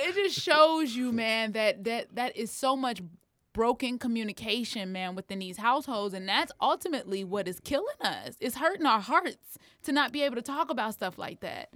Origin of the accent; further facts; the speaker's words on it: Harvey, Illinois, United States; I'm from Harvey.